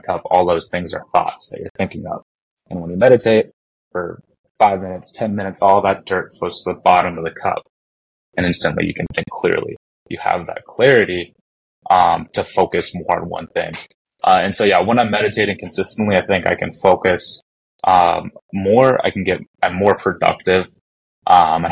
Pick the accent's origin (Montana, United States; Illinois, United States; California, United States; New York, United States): Montana, United States; I grew up in Montana